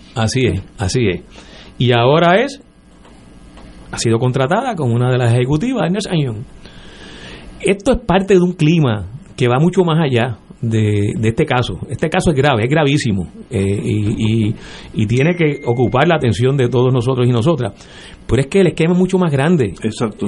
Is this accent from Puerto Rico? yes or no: yes; San Juan, Puerto Rico; no soy de Guaynabo, eh, nací en Río Piedra, que luego lo fusionaron con San Juan